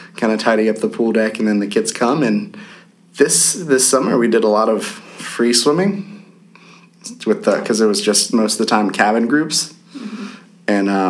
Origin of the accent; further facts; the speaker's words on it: West Virginia, United States; I'm from West Virginia. It's different from Virginia.